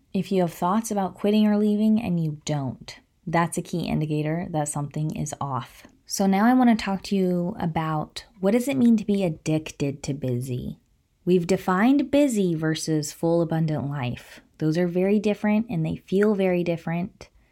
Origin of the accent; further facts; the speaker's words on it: Placer County, California, United States; I'm from Placer County